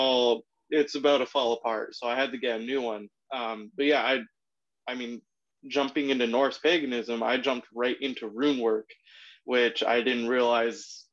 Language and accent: English; San Diego, California, United States; coming from San Diego